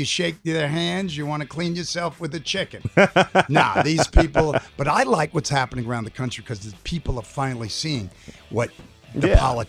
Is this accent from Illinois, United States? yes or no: no; New York City, New York, United States; growing up in New York City